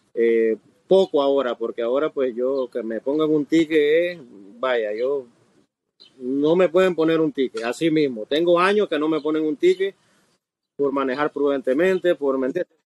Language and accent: Spanish; Nicaragua; now in Miami, United States; originalmente de Nicaragua, nicaragüense soy y tengo alrededor de 28 años de estar